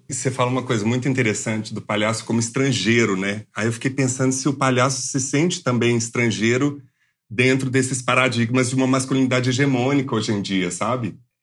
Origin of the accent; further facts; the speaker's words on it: Minas Gerais, Brazil; eu sou mineiro